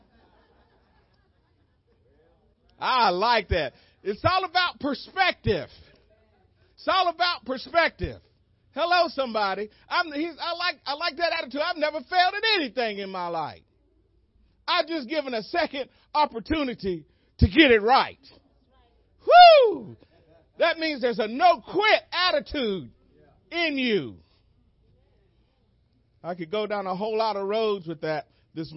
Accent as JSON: {"language": "English", "country": "United States", "said": "I'm American"}